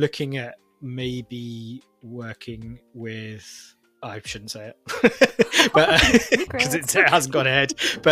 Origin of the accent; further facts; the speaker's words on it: London, United Kingdom; I'm from London as well